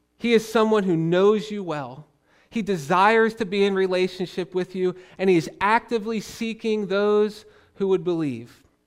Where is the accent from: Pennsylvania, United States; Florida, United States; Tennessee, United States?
Pennsylvania, United States; Philadelphia; moved away as an adult; now in Pittsburgh, United States; I grew up on the other end of the state in Philly